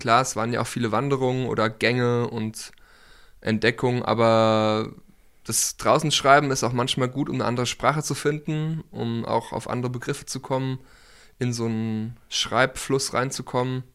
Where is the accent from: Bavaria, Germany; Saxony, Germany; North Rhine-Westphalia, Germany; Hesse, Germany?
Hesse, Germany; Nieder-Ramstadt; moved away as an adult; Ich bin ja hier aufgewachsen in der Rammstadt